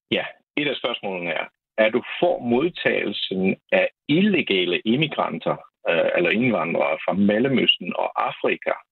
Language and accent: Danish; Poland; Danish is a second language; og jeg er vestgægte polak, der har hele mit liv øh, boet i Polen, men jeg er uddannet kendt i dansk fra øh, et polsk universitet, og det er grunden til, at jeg taler dansk.